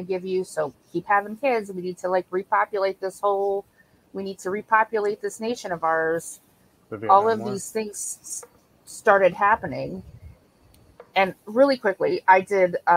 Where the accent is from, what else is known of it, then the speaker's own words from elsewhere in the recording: Buffalo, New York, United States; You and I grew up in Buffalo